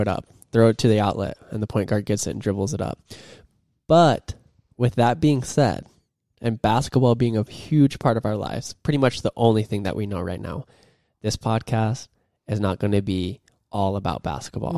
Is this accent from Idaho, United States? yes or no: yes; Idaho, United States; moved away as an adult; now in Germany; I'm from Idaho. Super proud to be from there.